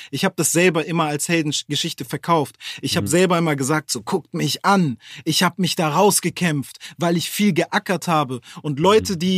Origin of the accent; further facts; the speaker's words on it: Hamburg, Germany; Ah, ja, ich komme von da, ich komme aus Bildstedt, Horn.